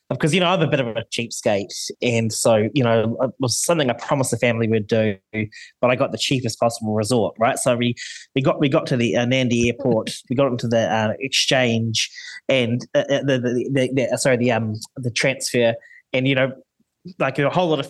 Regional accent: New Zealand; as a Kiwi because I guess as New Zealanders, we pride ourselves

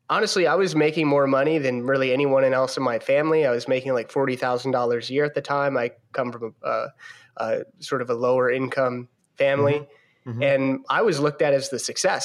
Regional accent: between Baltimore and Annapolis, Maryland, United States; I am from Maryland, in between Baltimore and Annapolis, Maryland

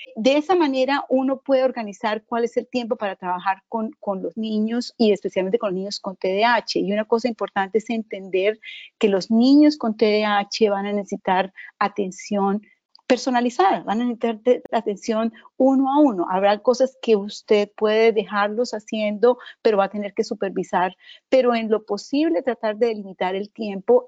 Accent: Colombia; moved away; Soy originalmente de Colombia

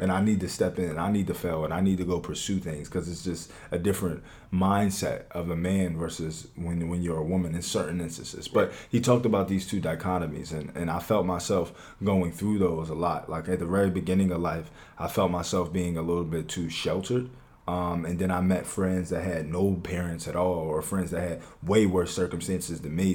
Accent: Philadelphia, Pennsylvania, United States; I'm from West Philadelphia. I am I am 23 years old, so I was I was born in West Philadelphia

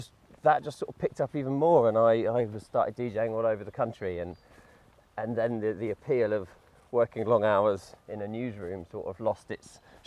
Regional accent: between Brighton and Hastings, south coast of England, South East England, United Kingdom; moved away as an adult; now in Nottingham, United Kingdom; I grew up near Brighton, between Brighton and Hastings on the south coast of England. Mm-hmm. I've been here since 2004, though, so it's been longer here now than I was ever down south.

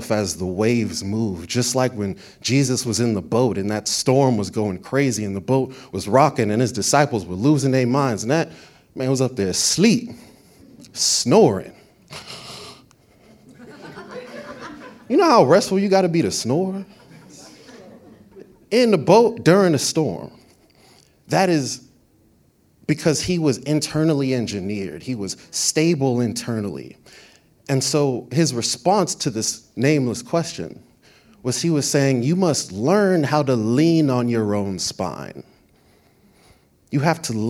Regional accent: Florida, United States; I'm from Florida, but my family from Brooklyn

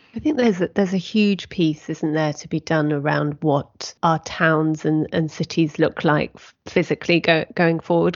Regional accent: United Kingdom; we are British

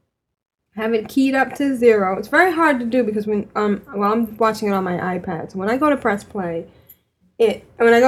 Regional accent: New York, United States; I'm from New York. And I was raised

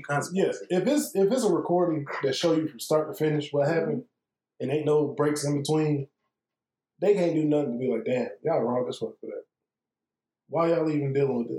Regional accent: Atlanta, Georgia, United States; us being in Atlanta and growing up here.

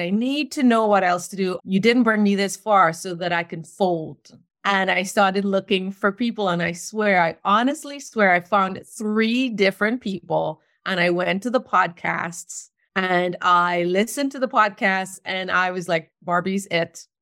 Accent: Trinidad & Tobago; moved away as an adult; also born or lived in New York City, United States; now in North Carolina, United States; I was born in Trinidad, and I lived there until I was twenty

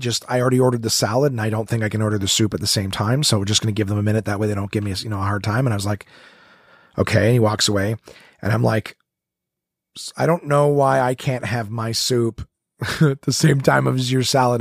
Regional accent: Ottawa, Ontario, Canada; right here in my hometown, Ottawa, Ontario.

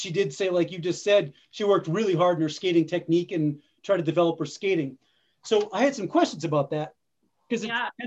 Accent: the East, United States; moved away; also born or lived in the West (US); I'm not from the West, I'm from the East, but I've lived a lot of my life in the West

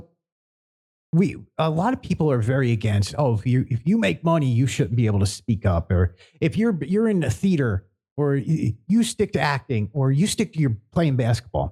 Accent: Philadelphia, Pennsylvania, United States; I grew up in Philly.

